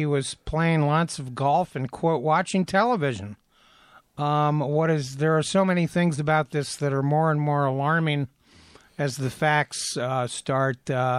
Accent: Athens County, Ohio, United States; now in Ann Arbor, United States; somebody that grew up in Athens County, which is where Ohio University is.

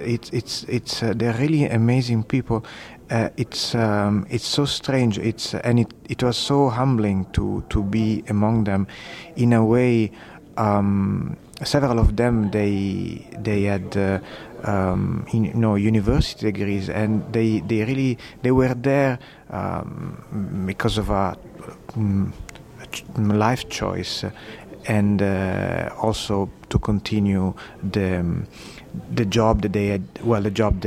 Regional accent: Sicily, Italy; now in Canada; I'm originally from Sicily, and I grew up next to a fishing village

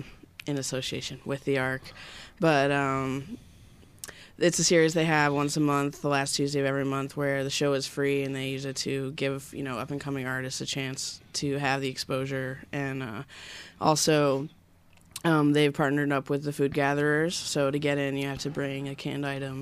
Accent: Lansing, Michigan, United States; now in Ann Arbor, United States; Well, we were, and now we're from Ann Arbor.

